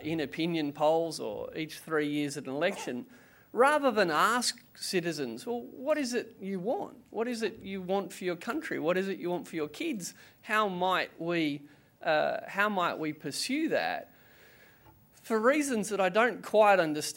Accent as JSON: {"language": "English", "town": "Canberra", "region": "Australian Capital Territory", "country": "Australia", "said": "I'm also from Canberra"}